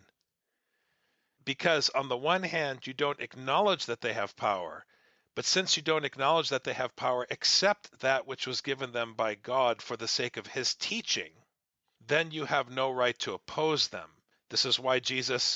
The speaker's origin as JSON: {"language": "English", "region": "Midwest", "country": "United States", "tie": "born or raised there", "said": "growing up in the Midwest"}